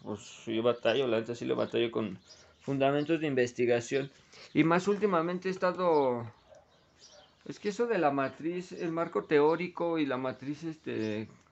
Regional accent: Mexico; also born or lived in Ecatepec, State of Mexico; como buen mexicano

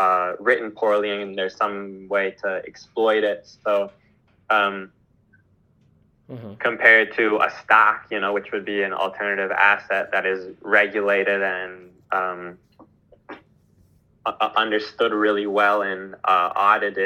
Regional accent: Midwest, United States; now in Mexico; I was born in the Midwest, and now I live in Mexico

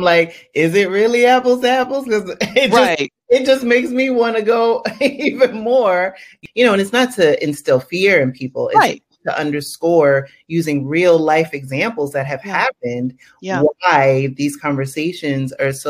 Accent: United States; moved away; I also still have to keep in mind that I have other obligations in the States.

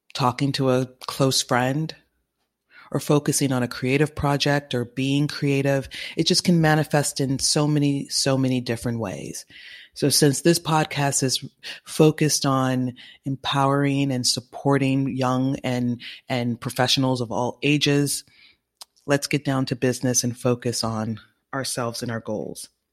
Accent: California, United States; now in New York, United States; California, my home state

